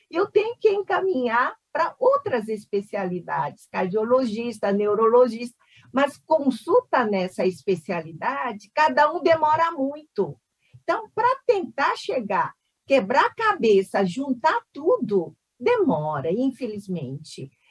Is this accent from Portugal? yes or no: no; South Korea; now in Brazil; Na verdade, eu sou coreana, só para dizer, eu não sou chinesa. Sou coreana que faz 57 anos no Brasil